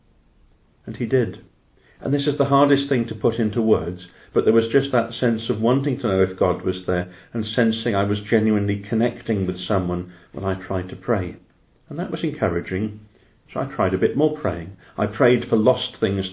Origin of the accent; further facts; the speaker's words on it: Llanelli, Wales, United Kingdom; now in Cardiff, United Kingdom; I grew up in Llanelli, a working town in West Wales, just beyond Swansea.